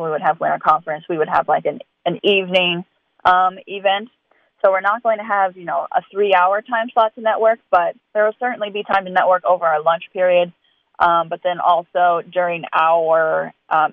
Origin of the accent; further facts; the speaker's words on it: Missouri, United States; moved away as an adult; now in Wisconsin, United States; I'm originally from Missouri. I grew up on a backgrounding operation there